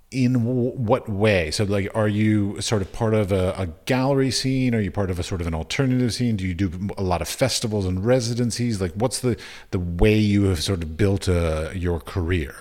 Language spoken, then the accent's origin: English; Washington, District of Columbia, United States; I grew up in Washington, D C